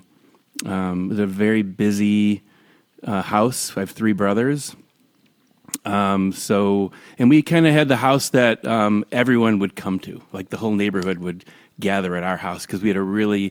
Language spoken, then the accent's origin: English; Highland Park, Illinois, United States; I grew up in Highland Park, Illinois, which is north of Chicago, north suburb of Chicago